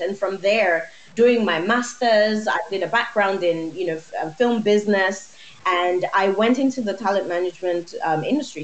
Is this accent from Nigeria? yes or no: yes; Nigeria; I'm Nigerian